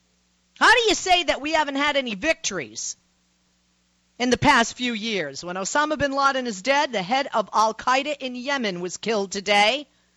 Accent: United States; Now, first of all, I'm an American, and as a liberal Democrat

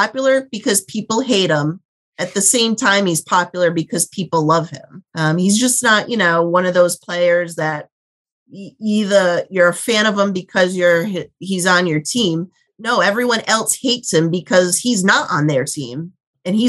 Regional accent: Rhode Island, United States; growing up in Rhode Island

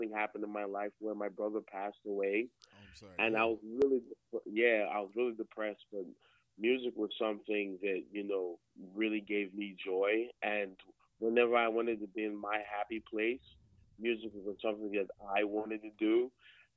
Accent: Nigeria; moved away as an adult; I was born in Nigeria. Came over here in, you know, not too long ago, 2014, for education

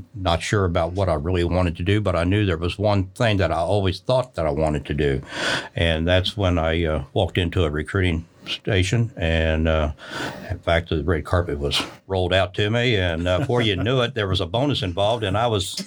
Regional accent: Kentucky, United States; I grew up in Kentucky as a marksman.

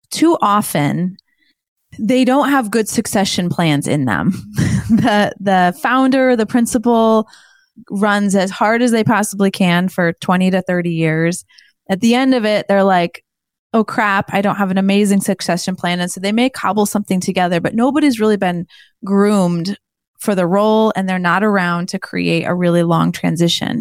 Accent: Indianapolis, Indiana, United States; my hometown here of Indianapolis

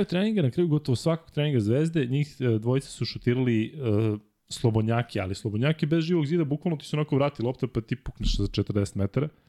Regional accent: Belgrade, Serbia; ja sam rođen u Ljutice Bogdana 2 kroz 4. To je ulica poznata po stadionu Marakana. Međutim, ovo su soliteri između Zvezdinog i Partizanovog stadiona i baš moj soliter e, je baš u sredini.

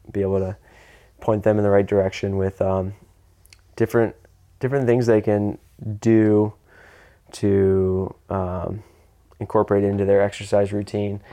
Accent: United States; I'm American

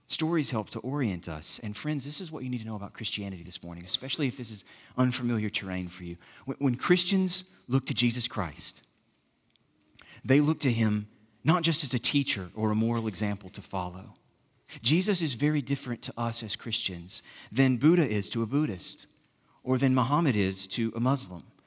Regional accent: Southwest Alabama, United States; moved away; in the village where I grew up in Southwest Alabama

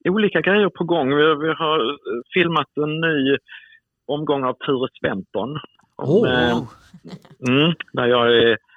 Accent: Skåne, Sweden; accent: Scanian; jag pratar ju skånska, jag har ju svårt att, att prata någon annan dialekt än skånska.

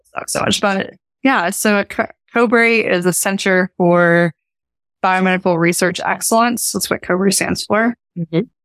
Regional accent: Eastern Kentucky, United States; accent: Appalachian; moved away as an adult; I grew up in Eastern Kentucky and my family's been in, in Appalachia for probably seven or eight generations at least.

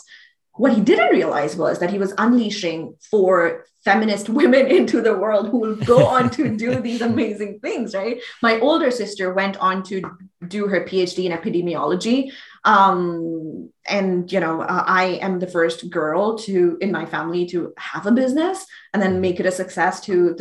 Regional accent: Pakistan; moved away; I grew up in Pakistan.

